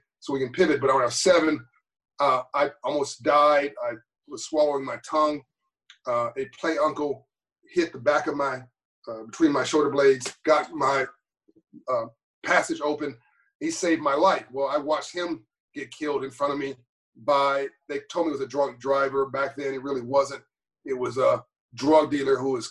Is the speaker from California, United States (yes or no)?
yes; Los Angeles, California, United States; when I was growing up in Copley, California, in South Central